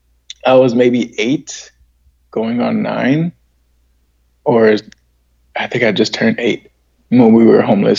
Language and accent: English; San Diego, California, United States; So I was born in San Diego